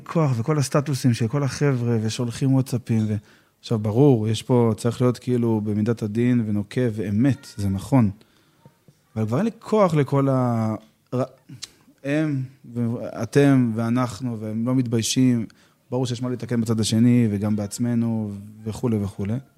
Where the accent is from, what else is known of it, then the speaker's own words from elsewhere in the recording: Petah Tikva, Central District, Israel; also born or lived in Safed; now in Ramat Gilad; שגדלתי בפתח תקווה